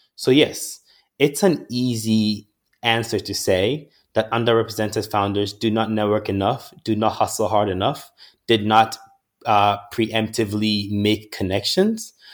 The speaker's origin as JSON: {"language": "English", "country": "Ghana", "tie": "born or raised there", "moved": "yes", "said": "a boy born and raised in Ghana, who has had the opportunity to live abroad and study in various places"}